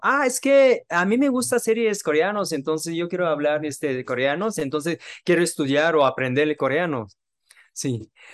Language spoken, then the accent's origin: Spanish; Japan; Spanish is a second language; moved away as an adult; now in Mexico; yo soy japonés